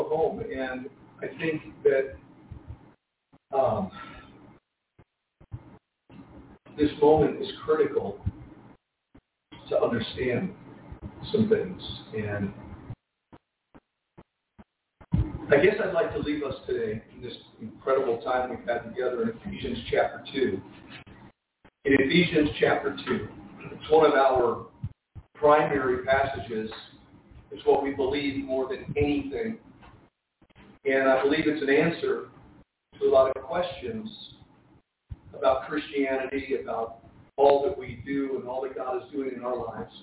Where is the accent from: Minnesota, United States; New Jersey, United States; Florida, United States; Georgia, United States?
New Jersey, United States; Jersey City; I was born and raised Catholic in Jersey City, New Jersey, in an Italian family